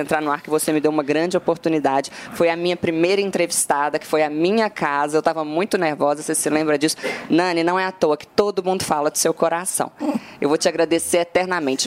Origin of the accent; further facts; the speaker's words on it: Minas Gerais, Brazil; eu que sou mineira